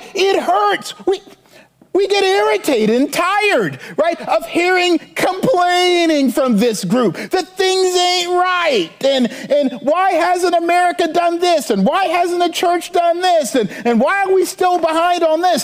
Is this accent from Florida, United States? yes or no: no; Charleston, South Carolina, United States; my hometown in Charleston